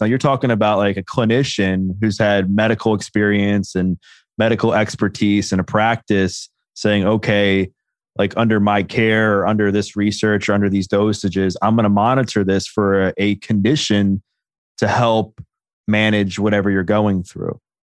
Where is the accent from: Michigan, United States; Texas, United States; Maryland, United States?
Maryland, United States; Baltimore; I grew up in Baltimore